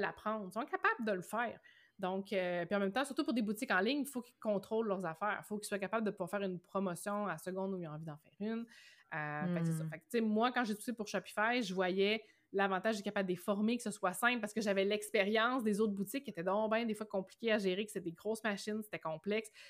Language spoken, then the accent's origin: French; Rimouski, Quebec, Canada; also born or lived in Matane; Moi, je suis originaire de Rimouski